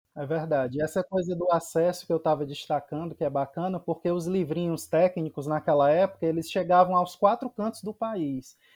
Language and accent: Portuguese; Fortaleza, Ceará, Brazil; also born or lived in Serra de Baturité, Ceará; Eu sou cearense de Fortaleza, mas moro na Serra de Baturité, a 100 quilômetros da capital